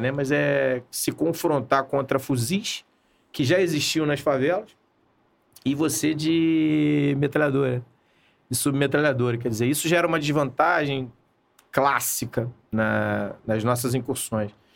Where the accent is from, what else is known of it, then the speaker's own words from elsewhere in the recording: Rio de Janeiro, Brazil; E a minha, a minha adolescência eu passei em Copacabana.